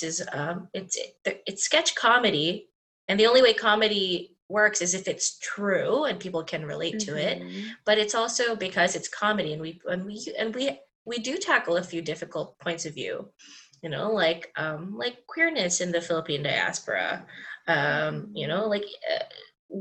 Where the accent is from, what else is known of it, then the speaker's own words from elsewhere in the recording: Dubai, United Arab Emirates; now in North America; So I grew up in Dubai